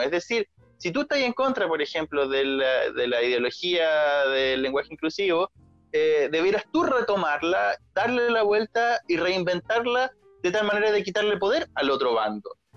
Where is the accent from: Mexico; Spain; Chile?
Chile; first language Spanish; yo nací en Chile